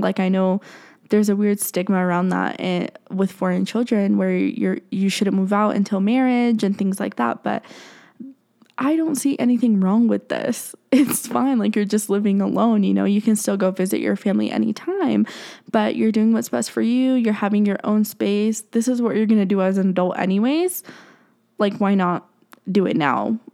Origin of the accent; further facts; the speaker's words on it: Colorado, United States; I'm from Colorado